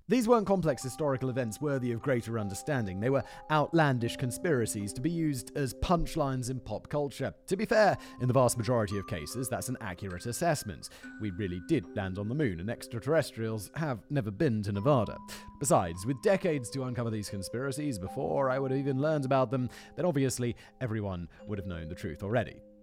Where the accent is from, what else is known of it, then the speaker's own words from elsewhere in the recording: United Kingdom; I'm British